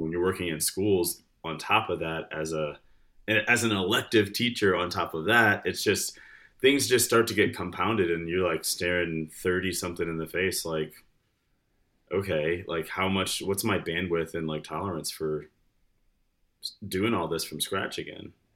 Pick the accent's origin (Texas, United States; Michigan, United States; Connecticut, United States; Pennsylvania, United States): Michigan, United States; Detroit; moved away as an adult; also born or lived in Farmington, Michigan; now in Lexington, Kentucky, United States; grew up in Michigan. I was born Detroit and spent a lot of time there, moved to the suburbs, uh, then, then moved a lot after